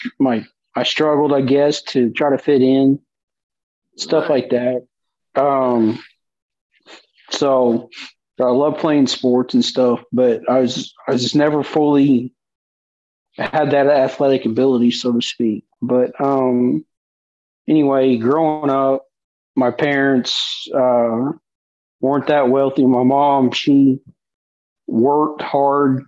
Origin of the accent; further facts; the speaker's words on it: Enid, Oklahoma, United States; also born or lived in Woodward, Oklahoma; I grew up, I was born in Woodward, Oklahoma, which is Western Oklahoma, and my family moved to the Enid area in the 90s